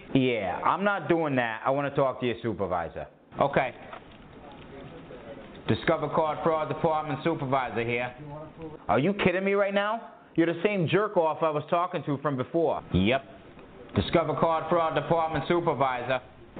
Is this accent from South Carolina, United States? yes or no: no; Dorchester, Massachusetts, United States; No shit. I grew up in Dorchester.